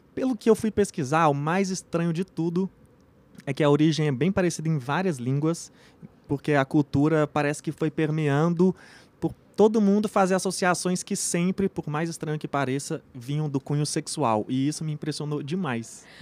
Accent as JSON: {"language": "Portuguese", "country": "Brazil", "said": "nossa cultura aqui como brasileiro"}